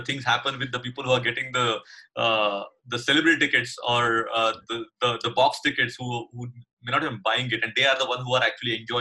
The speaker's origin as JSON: {"language": "English", "country": "India", "tie": "born or raised there", "also_born_or_lived": "Bay Area, United States", "moved": "yes", "said": "I grew up in India, playing multiple sports and watching sport"}